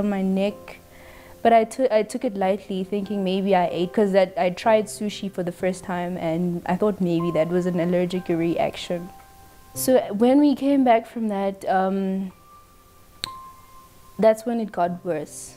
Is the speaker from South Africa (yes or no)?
yes; Pretoria, Gauteng, South Africa; I'm from Pretoria